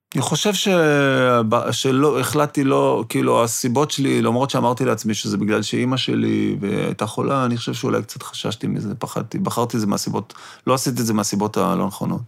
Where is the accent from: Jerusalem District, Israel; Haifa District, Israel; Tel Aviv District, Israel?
Jerusalem District, Israel; Jerusalem; את ליאור רז אני מכיר מירושלים, מהילדות שלי